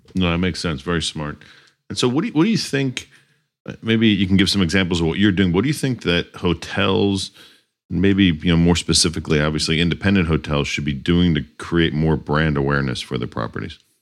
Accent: Northeast, United States; moved away; also born or lived in Miami; i grew up in the Northeast

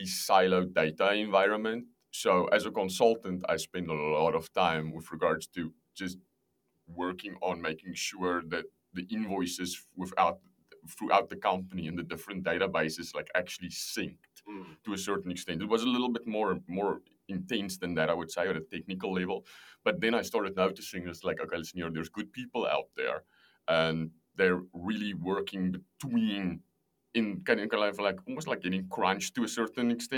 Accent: South Africa; moved away as an adult; also born or lived in Amsterdam; I'm from South Africa originally

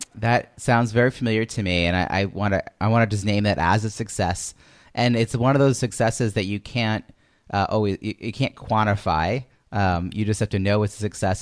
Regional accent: Long Island, New York, United States; moved away as an adult; now in Boston, United States; from New York where I grew up in Long Island

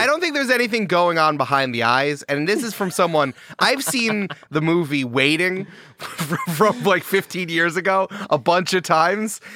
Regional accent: Goldens Bridge, New York, United States; I'm from a small town in upstate New York called Golden's Bridge

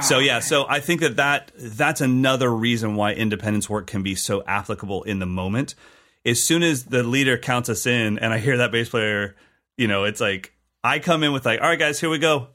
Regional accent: California, United States; as a Californian kid playing Latin and Brazilian music

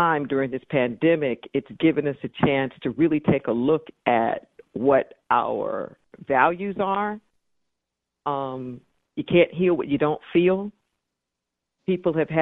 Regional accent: Los Angeles, California, United States; now in Santa Cruz, United States; I was raised in Los Angeles

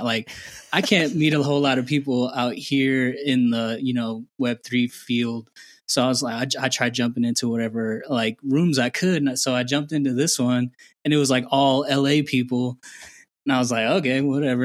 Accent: Indiana, United States; moved away as an adult; also born or lived in Houston; now in Guatemala; I was born and raised in Indiana

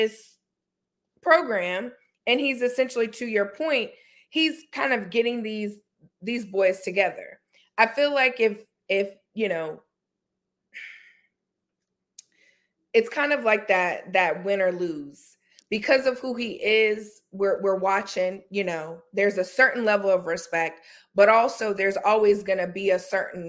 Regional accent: North Carolina, United States; I'm from North Carolina

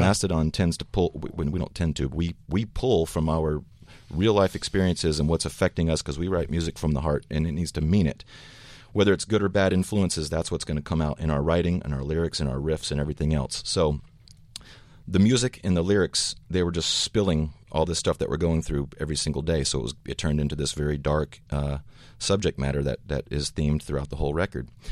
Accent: the South, United States; Brent, our, our guitar player, myself, we come from the South

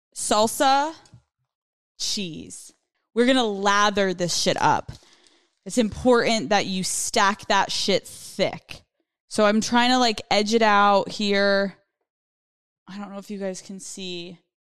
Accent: Northeast, United States; I'm from the Northeast, like, the whole thing

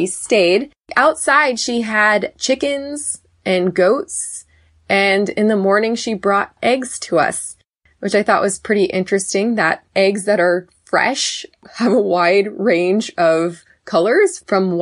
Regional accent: Woodland, California, United States; I am from Woodland, California

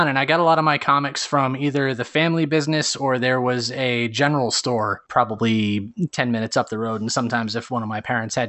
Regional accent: New Jersey, United States; moved away; I'm from North Jersey, which is the home of Action Park recently.

